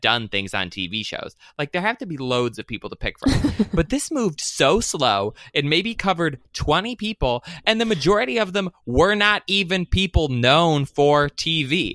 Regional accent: Michigan, United States; I'm from Michigan

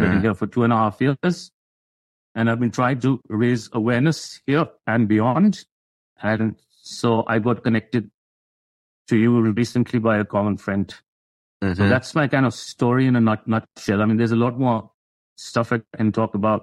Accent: India; moved away as an adult; now in United States; I originally came from India. I grew up in India. I came here in my early 20s.

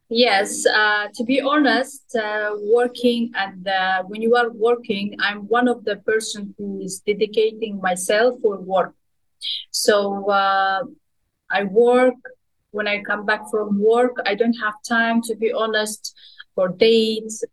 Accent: Kazakhstan; moved away as an adult; now in Dubai, United Arab Emirates; my hometown, my home country

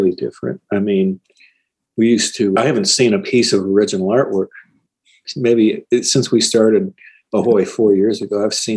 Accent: Syracuse, New York, United States; I grew up in Syracuse

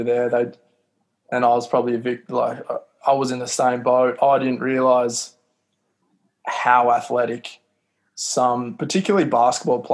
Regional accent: Australia; a small kid from Australia

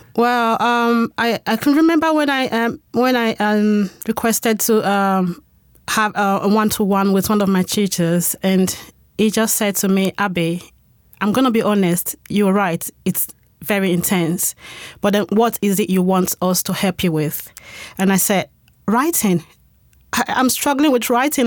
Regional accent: Spain; moved away as an adult; now in United Kingdom; I am, um, a Spanish citizen. I'm from Spain. So I moved to the U K six years ago.

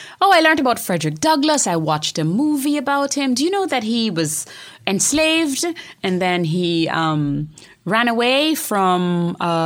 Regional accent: Montego Bay, Jamaica; also born or lived in Kingston, Jamaica; I was born in Montego Bay

